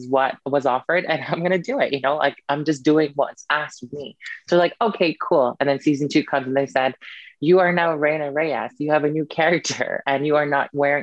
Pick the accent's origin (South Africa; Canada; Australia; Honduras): Canada; moved away as an adult; also born or lived in Philippines; now in United Kingdom; I grew up in Canada